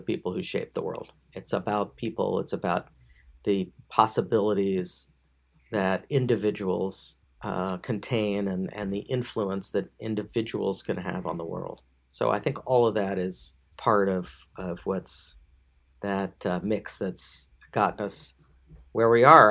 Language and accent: English; Memphis, Tennessee, United States; I'm on the board of the Daily Memphian, my hometown